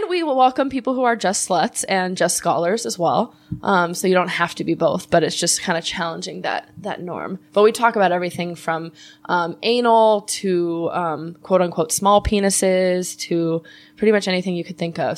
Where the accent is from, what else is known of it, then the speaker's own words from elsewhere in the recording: Los Angeles, California, United States; I grew up in Chatsworth